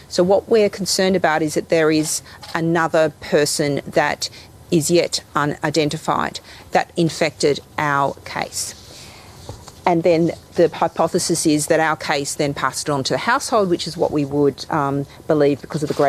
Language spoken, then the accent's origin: Bulgarian; Sofia, Sofia City, Bulgaria; Като бях малък, аз съм от София. Всяка година присъствах на парада, но съм гледал винаги отдолу.